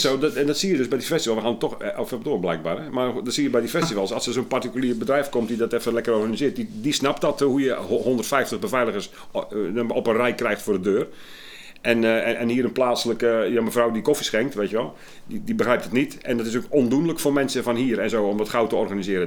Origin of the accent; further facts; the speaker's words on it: Sliedrecht, South Holland, Netherlands; moved away; also born or lived in Willemstad / Hoorn; ik kom uit Sliedrecht van origine.